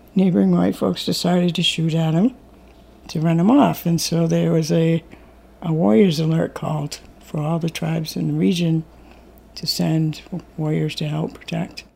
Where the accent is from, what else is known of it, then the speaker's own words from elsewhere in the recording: Mashpee, Massachusetts, United States; I'm from the Mashpee Wampanoag tribe and a member of the Bear Clan